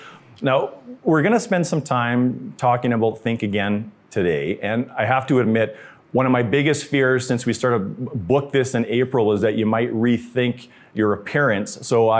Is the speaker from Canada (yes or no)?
yes; Canada; So speaking of being Canadian and how polite we are